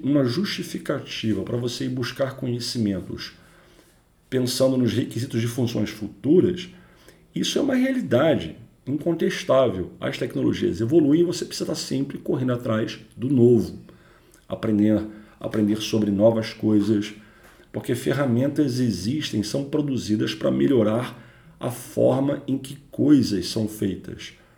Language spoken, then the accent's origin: Portuguese; Rio de Janeiro, Brazil; sou carioca